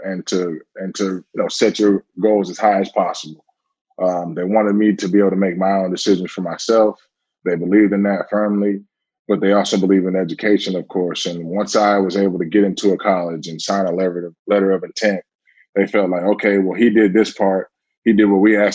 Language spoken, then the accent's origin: English; Georgia, United States; born or raised there; also born or lived in Ridgewood, New Jersey